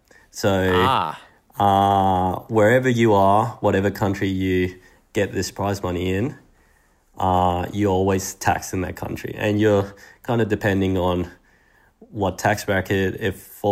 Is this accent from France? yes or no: no; Spain; also born or lived in Sydney, Australia; now in Australia; even though I was born in Sydney, at the time every real memory I had been in Spain. All my friends, school, growing up, training at the tennis club with Adolfo, all these things.